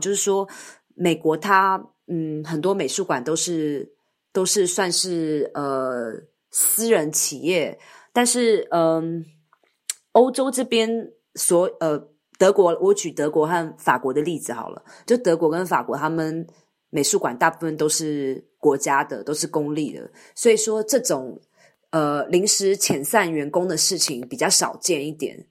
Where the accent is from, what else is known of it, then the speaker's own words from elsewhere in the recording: Taiwan; moved away; 身为台湾人